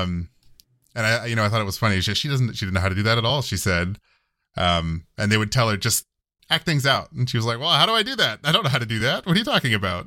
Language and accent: English; United States; I'm American